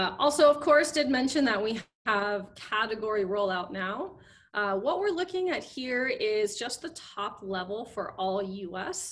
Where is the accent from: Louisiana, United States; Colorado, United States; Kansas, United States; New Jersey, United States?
Colorado, United States; Colorado proud, you know, I'm from Colorado